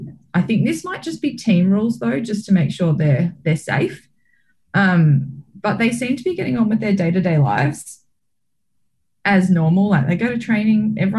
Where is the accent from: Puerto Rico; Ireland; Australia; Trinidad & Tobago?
Australia; the camaraderie you get from being an Australian and being able to see all the other teams and other athletes achieve success as well.